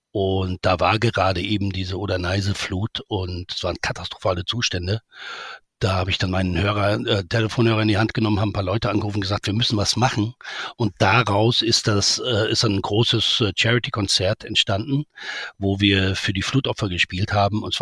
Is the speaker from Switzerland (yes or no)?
no; Saudi Arabia; also born or lived in Nigeria / Bavaria, Germany; ich bin als kleiner Junge in Saudi-Arabien, Nigeria aufgewachsen und ich, ich erinnere mich, als ich mit ich glaube 13 oder so, nach Bayern zurückkam